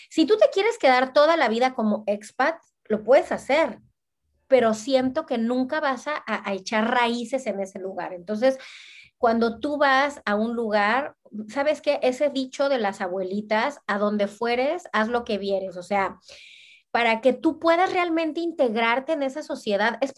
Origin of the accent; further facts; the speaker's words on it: Cancún, Quintana Roo, Mexico; also born or lived in Veracruz; now in Brussels, Belgium; también yo vengo de Cancún, de Veracruz, que son ciudades chiquitas. Mana, aquí es una capital, o sea, yo vivo en Bruselas.